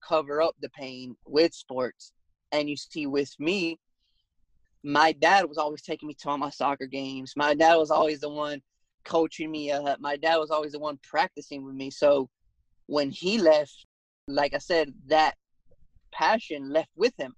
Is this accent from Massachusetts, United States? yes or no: no; Athens, Georgia, United States; also born or lived in Las Vegas, Nevada / Texas; I am from Athens, Georgia